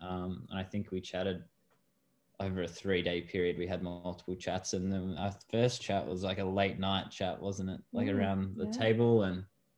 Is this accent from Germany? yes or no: no; Australia; I'm an Australian guy. I don't have, Christmas isn't as fancy over here.